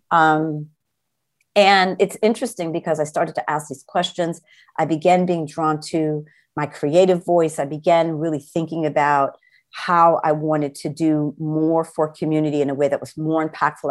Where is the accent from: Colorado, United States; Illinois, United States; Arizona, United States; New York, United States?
New York, United States; New Rochelle; also born or lived in Brooklyn, New York / Manhattan, New York; I grew up in right outside of New York City, New Shell, New York